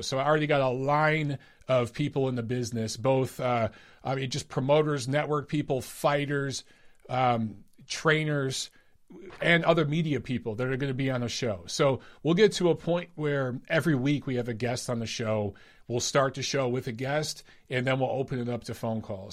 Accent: Detroit, Michigan, United States; You guys know that's my hometown

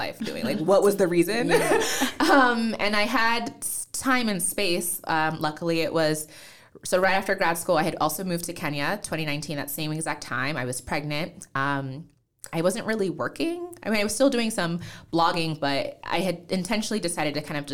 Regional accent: New Jersey, United States; accent: American; also born or lived in Nigeria; that's how I ended up in the U.S. And then we grew up in New Jersey. So I'm a Jersey girl

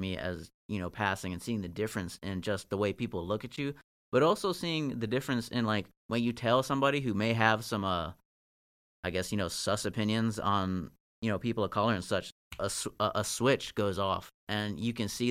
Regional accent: Northern Virginia, United States; also born or lived in Marshall, Virginia; I'm from Virginia. Like, I grew up in Northern Virginia

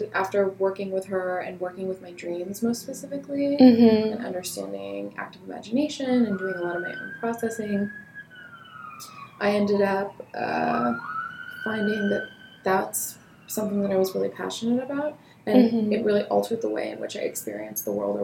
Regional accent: Los Angeles, California, United States; I'm from Los Angeles. I've lived here a majority of my life.

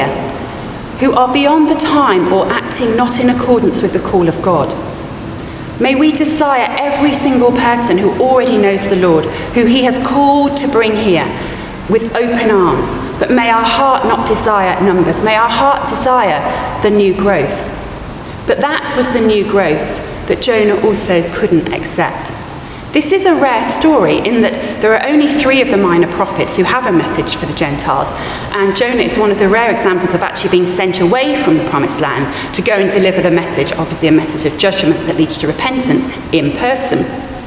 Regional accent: Oakham, East Midlands, United Kingdom; I was born in a place called Oakham, and Oakham has a very famous public school. I didn't go to that public school. I grew up feeling unworthy, less than the other children in the town

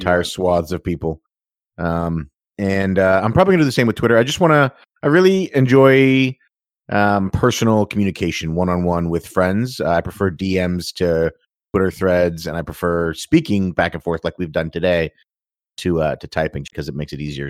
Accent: Canada; being Canadian and being proud of being Canadian

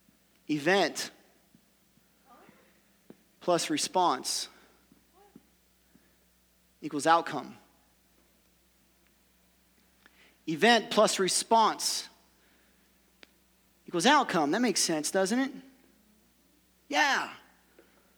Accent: Ohio, United States; also born or lived in Kentucky; I'm from Ohio

